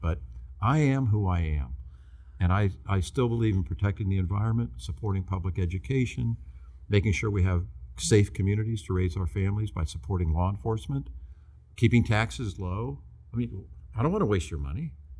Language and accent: English; St. Petersburg, Florida, United States; I was raised here in St. Petersburg by my mother and father with my three sisters, going to First United Methodist Church